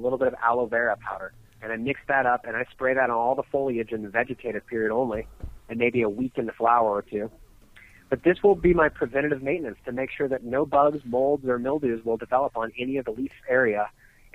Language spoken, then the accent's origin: English; California, United States; now in Colorado, United States; I grew up in California